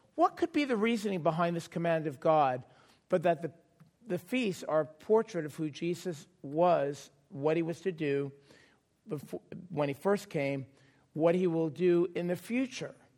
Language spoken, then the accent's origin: English; New York City, New York, United States; moved away; I grew up in New York